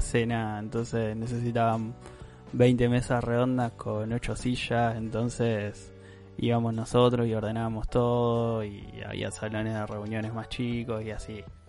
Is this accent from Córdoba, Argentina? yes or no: no; Santa Fe, Argentina; nosotros como, buenos argentinos que somos